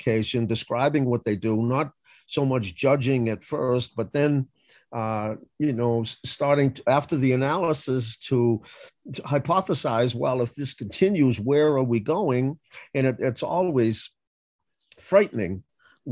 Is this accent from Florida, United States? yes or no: no; Boston, Massachusetts, United States; I grew up in the inner city, I grew up in Roxbury